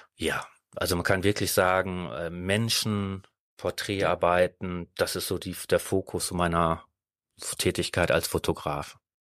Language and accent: German; Netherlands; now in Düsseldorf, Germany; ursprünglich bin ich Holländer